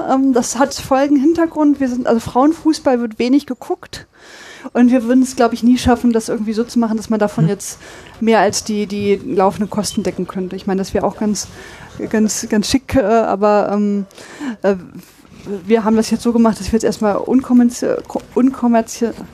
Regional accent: Braunschweig, Lower Saxony, Germany; now in Dortmund, Germany; Ich komme aus Braunschweig.

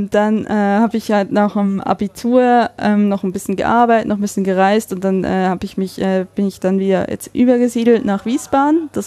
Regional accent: Switzerland; now in Essen, Germany; bin wirklich mehr oder weniger auf, auf, dem Dorf aufgewachsen in der Schweiz

